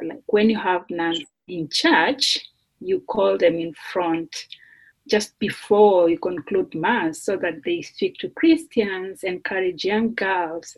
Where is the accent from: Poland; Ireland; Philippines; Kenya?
Kenya; English is a second language; moved away as an adult; now in Notre Dame, United States; I come from Kenya